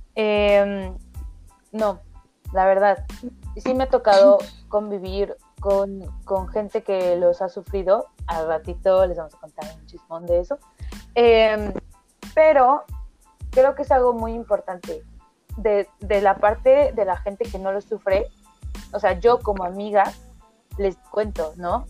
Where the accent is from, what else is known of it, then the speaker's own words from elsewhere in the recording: Oaxaca, Mexico; yo soy de Oaxaca, provincia, cien por ciento